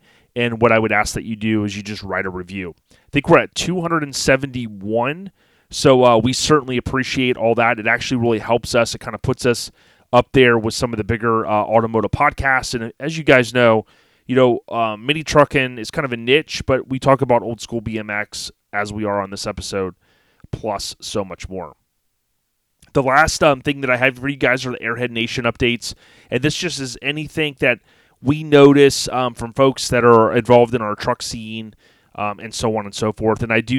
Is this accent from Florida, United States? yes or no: yes; Florida, United States; I'm from Florida